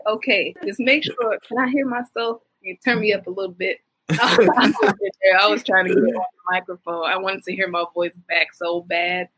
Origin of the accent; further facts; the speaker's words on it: Detroit, Michigan, United States; I'm from Detroit, Michigan